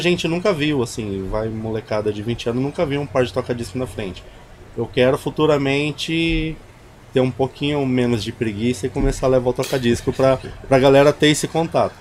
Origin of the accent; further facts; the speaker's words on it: Barretos, São Paulo, Brazil; eu sou, sou de Barreto, sou chimpa